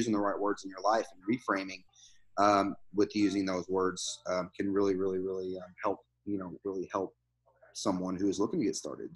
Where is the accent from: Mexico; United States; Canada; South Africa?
United States; near Louisville, Kentucky; moved away as an adult; I grew up in Kentucky. I grew up near Louisville.